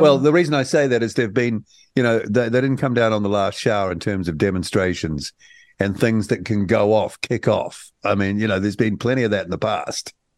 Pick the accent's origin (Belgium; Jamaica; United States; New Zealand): New Zealand; as a New Zealander